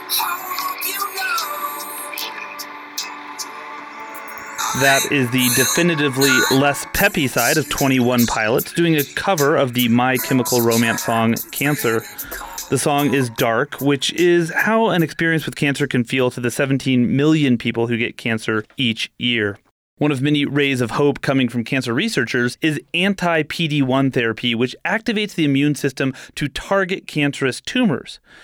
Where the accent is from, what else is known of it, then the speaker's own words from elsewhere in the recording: California, United States; I grew up in California